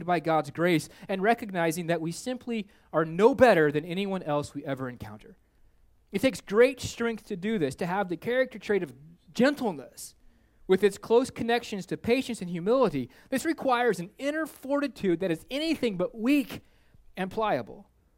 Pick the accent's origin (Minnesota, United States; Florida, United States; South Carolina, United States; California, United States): Minnesota, United States; not because I'm a snowbird from Minnesota.